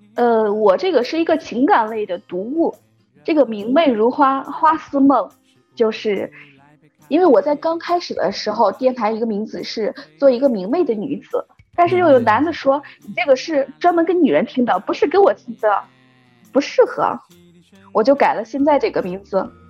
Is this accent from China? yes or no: yes; Xi'an, Shaanxi, China; 我来自大西安